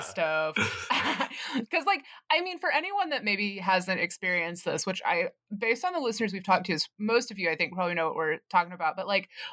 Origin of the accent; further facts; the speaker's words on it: the South, United States; growing up in the South